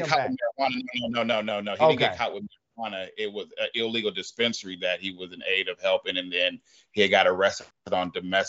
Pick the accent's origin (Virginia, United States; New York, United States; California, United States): California, United States; I grew up in that. You know, I grew up in California. I watched the crack epidemic.